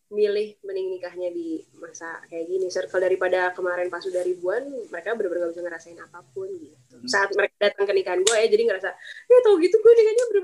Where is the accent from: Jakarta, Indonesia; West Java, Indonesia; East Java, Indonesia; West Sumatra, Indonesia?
West Java, Indonesia; born there; gue karena lahirnya di tanah Sunda gue bener-bener pengen ya udah tradisional Sunda yang sangat sederhana